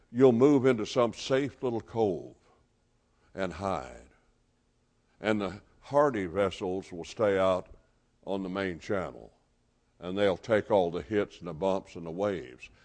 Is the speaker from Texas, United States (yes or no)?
no; Gadsden, Alabama, United States; moved away as an adult; now in Memphis, United States; I'm originally from Gadsden, Alabama